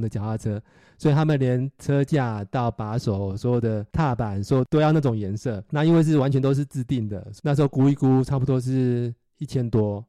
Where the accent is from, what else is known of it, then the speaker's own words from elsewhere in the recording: Nantou County, Taiwan; moved away as an adult; now in Silicon Valley, United States; 我是在台湾，呃，独生独长的南投人，到戏谷现在生活差不多二十年。之前的正职是，呃，戏谷的工程师